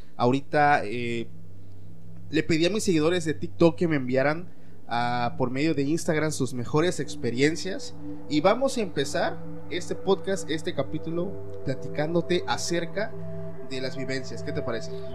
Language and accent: Spanish; Mexico; me apego mucho a la creencia que hay en mi país, que es México